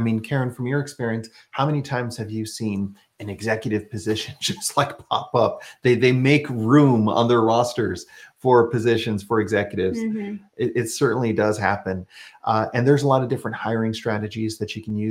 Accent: Texas, United States; moved away as an adult; now in Washington, D.C. area, United States; we're originally from Texas

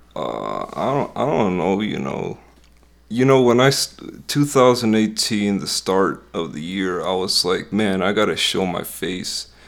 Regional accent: Westmont, Illinois, United States; Illinois, this, this town is called, uh, Westmont. It's, like, pretty close to Chicago

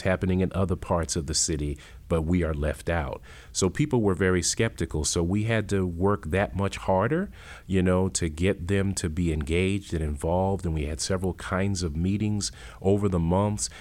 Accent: Worcester, Massachusetts, United States; moved away; I'm from Worcester, Massachusetts. I grew up in the projects of Worcester

